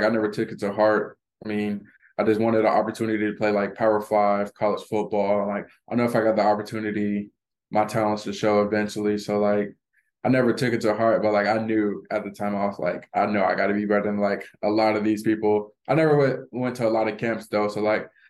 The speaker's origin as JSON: {"language": "English", "region": "Florida", "country": "United States", "moved": "as an adult", "lives_now": "Illinois, United States", "said": "I'm from Florida"}